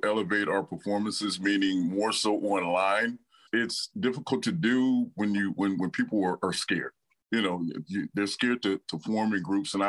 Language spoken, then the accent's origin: English; Detroit, Michigan, United States; moved away as an adult; now in Marion, United States; I'm from Detroit, Michigan originally, but I've been here now 6 years, so I'm like half Hoosier